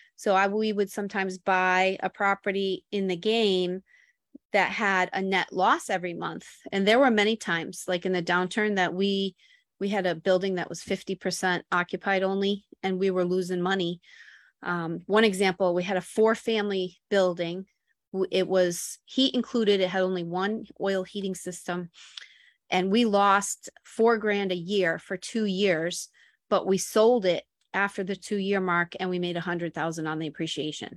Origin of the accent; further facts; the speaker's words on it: Buffalo, New York, United States; moved away as an adult; also born or lived in Florida Keys / Miami / Boston; now in Woonsocket, United States; I was born in Buffalo, New York, and lived in the same town that Gronk grew up